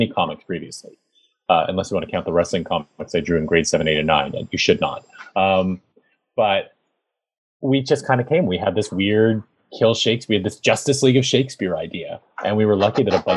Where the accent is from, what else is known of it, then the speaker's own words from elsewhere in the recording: Canada; I am a Canadian comic book creator.